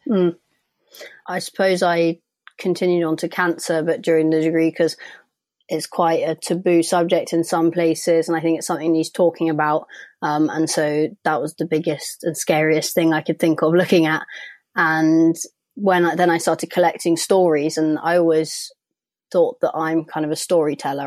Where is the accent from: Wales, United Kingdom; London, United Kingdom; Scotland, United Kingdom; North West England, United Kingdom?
London, United Kingdom; I'm from London